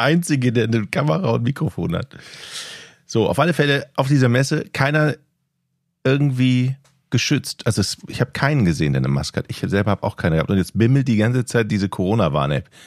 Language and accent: German; North Frisia, Schleswig-Holstein, Germany